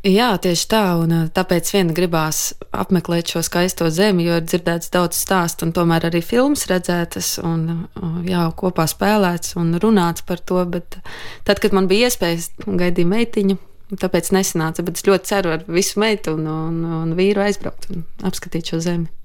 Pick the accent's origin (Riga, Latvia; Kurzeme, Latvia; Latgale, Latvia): Latgale, Latvia; es pati nāku no Latgales.